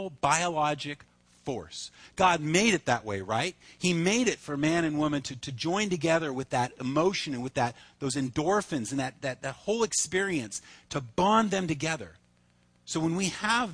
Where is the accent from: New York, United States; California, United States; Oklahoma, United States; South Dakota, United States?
California, United States; Reedley; also born or lived in Fullerton; I grew up in Reedley